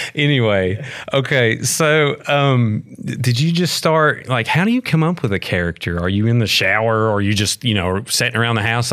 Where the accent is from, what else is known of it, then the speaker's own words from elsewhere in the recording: McDowell County, West Virginia, United States; I grew up in McDowell County